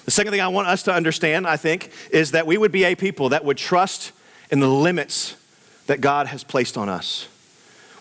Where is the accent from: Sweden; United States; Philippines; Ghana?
United States; Houston, Texas; growing up in Houston, Texas, in the blazing heat of the summer